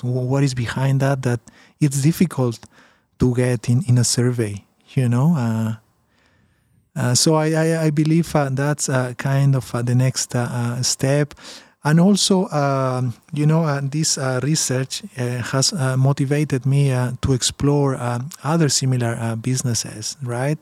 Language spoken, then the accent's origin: English; Peru; now in Canada; I'm from Peru originally